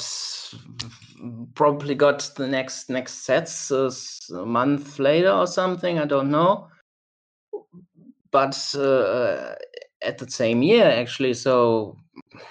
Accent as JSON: {"language": "English", "country": "Germany", "also_born_or_lived": "Cologne, Germany", "said": "I'm from Germany"}